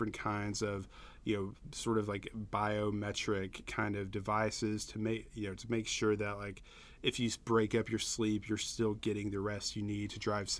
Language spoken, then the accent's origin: English; the South, United States; I'm a Southerner